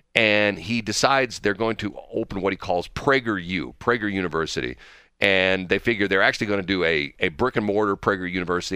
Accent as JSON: {"language": "English", "region": "Missouri", "country": "United States", "tie": "born or raised there", "said": "I grew up in Missouri"}